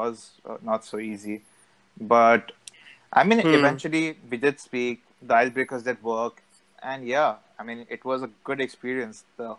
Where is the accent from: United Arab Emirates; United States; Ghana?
United Arab Emirates; Dubai; I was born and raised in Dubai, just like Sharon